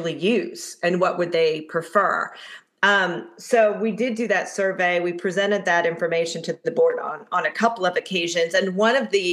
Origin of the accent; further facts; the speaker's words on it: Middletown, Connecticut, United States; moved away; I'm from Middletown, Connecticut